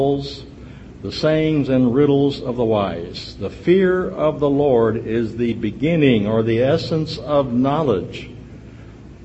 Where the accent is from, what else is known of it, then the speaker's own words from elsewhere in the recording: Berne, Indiana, United States; We come from Bern, Indiana